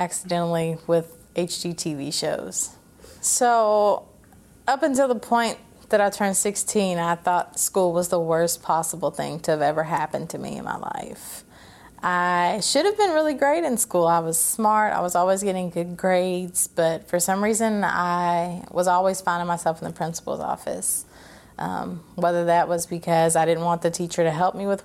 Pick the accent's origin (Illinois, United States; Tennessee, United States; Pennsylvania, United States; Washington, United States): Tennessee, United States; Clarksville; also born or lived in Fort Campbell, Kentucky; I was raised there in Clarksville by my adopted parents